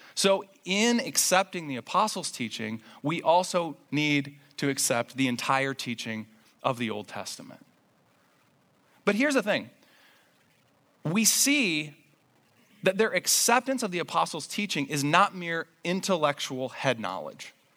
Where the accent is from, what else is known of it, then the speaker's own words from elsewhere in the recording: Indiana, United States; I grew up in Indiana